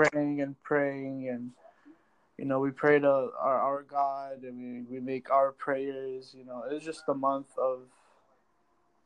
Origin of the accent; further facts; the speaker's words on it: Kurdistan Region, Iraq; moved away; Originally Kurdistan from Iraq.